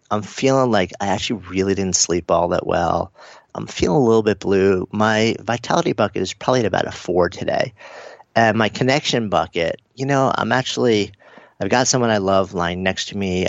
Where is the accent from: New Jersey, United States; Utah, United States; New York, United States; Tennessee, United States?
New York, United States; I'm a New Yorker also